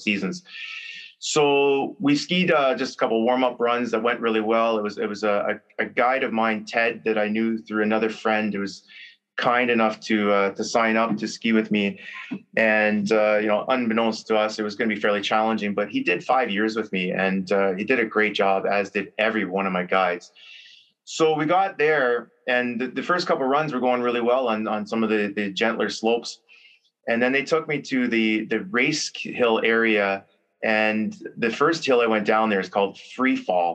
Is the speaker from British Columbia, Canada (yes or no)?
no; Cambridge, Ontario, Canada; I grew up here in Preston, Cambridge, right by the arena.